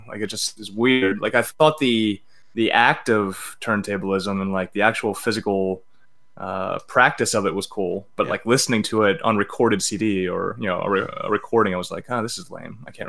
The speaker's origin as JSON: {"language": "English", "area": "Baltimore County", "region": "Maryland", "country": "United States", "tie": "born or raised there", "also_born_or_lived": "Omaha, Nebraska", "lives_now": "Baltimore, United States", "said": "I was born in Baltimore County."}